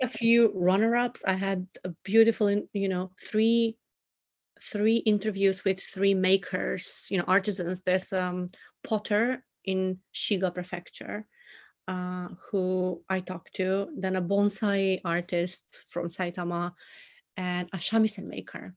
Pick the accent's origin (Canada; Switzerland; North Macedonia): North Macedonia; moved away as an adult; now in Tokyo, Japan; born and raised in Macedonia, which is in the southeast of Europe